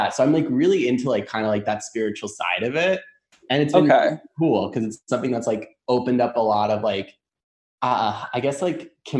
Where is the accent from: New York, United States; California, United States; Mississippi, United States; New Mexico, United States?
New York, United States; now in St. Petersburg, United States; I'm originally from New York